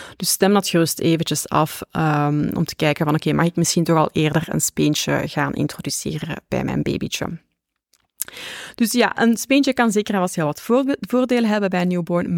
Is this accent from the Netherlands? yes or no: no; Flanders, Belgium; ik ben een Vlaamse